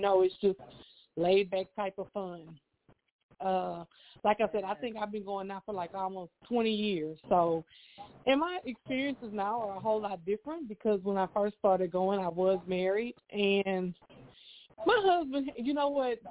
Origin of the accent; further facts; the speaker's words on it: Houston, Texas, United States; I am from Houston, Texas